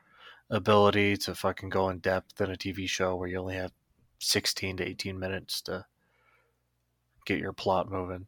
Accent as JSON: {"language": "English", "region": "Arkansas", "country": "United States", "tie": "born or raised there", "said": "I grew up in Arkansas"}